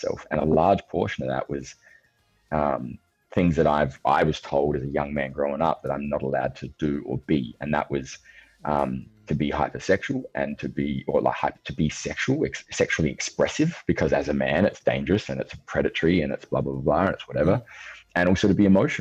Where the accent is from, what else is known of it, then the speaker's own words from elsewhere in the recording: Australia; I'm 35. I'm from Australia